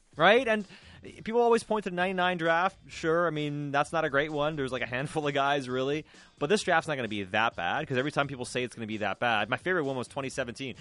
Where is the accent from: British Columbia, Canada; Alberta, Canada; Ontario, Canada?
British Columbia, Canada; North Vancouver; growing up in North Shore, there used to be a Burger King on Marine Drive